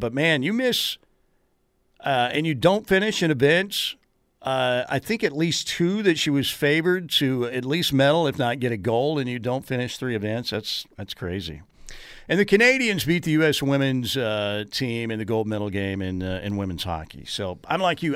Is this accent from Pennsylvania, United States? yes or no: no; Norman, Oklahoma, United States; growing up in God's country, Norman, Oklahoma